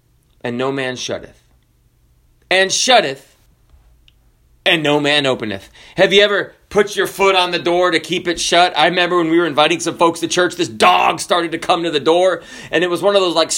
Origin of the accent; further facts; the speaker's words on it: Kenya; born there; also born or lived in Zambia; I grew up in Africa, partially, and we wanted to play. I'm white, okay? I was born in Kenya. I lived in Zambia, which is southern Africa.